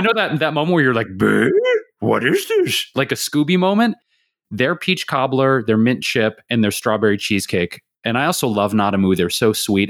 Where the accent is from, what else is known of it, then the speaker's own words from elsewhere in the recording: Detroit, Michigan, United States; now in Los Angeles, United States; growing up in Detroit